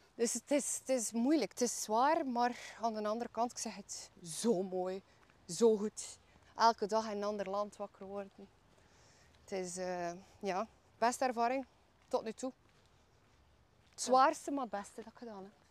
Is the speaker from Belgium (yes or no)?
yes; Bruges, Flanders, Belgium; ik ben eh, geboren en getogen in Brugge